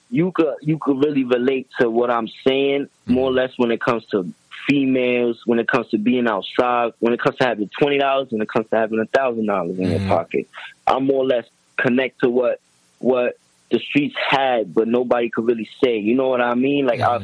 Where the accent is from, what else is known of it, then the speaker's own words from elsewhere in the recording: Yonkers, New York, United States; moved away as an adult; also born or lived in Allentown, Pennsylvania, United States; I'm born and raised in Yonkers, though.